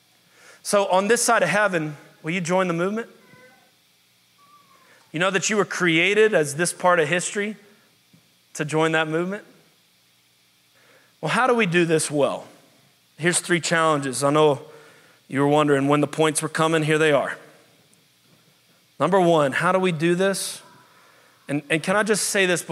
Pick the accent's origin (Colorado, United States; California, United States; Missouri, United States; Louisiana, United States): Louisiana, United States; New Orleans; moved away as an adult; now in Pittsburgh, United States; I was very happy in New Orleans for years. It was my hometown.